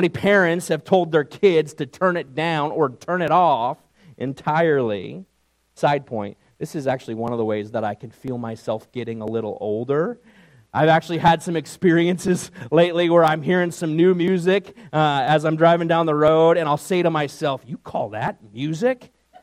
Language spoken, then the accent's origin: English; New York, United States; moved away; my days growing up in New York